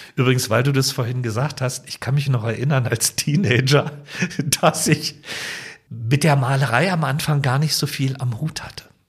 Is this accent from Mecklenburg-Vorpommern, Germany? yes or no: no; Potsdam, Brandenburg, Germany; meine Heimatstadt Potsdam